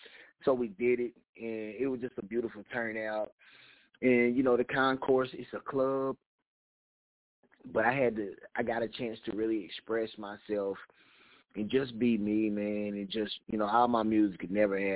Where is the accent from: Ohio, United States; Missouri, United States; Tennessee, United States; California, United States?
Tennessee, United States; Knoxville; I'm from Knoxville, Tennessee.